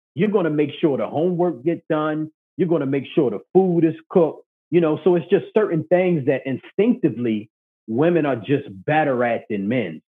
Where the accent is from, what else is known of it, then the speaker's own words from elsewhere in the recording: Baltimore, Maryland, United States; I'm from Baltimore, Maryland